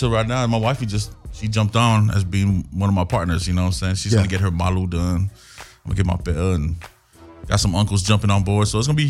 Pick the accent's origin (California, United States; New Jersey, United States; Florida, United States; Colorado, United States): California, United States; Compton; I'm from Compton.